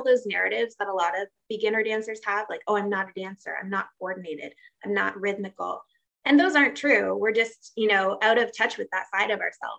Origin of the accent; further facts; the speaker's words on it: Tokyo, Japan; that's actually where I met her growing up in Tokyo and doing restaurant gigs and that kind of thing.